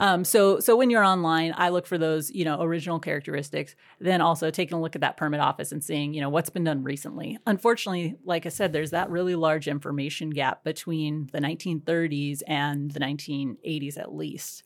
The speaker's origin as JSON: {"language": "English", "area": "Whatcom County", "region": "Washington", "country": "United States", "tie": "born or raised there", "said": "I grew up in Whatcom County and you know, going to Ferndale"}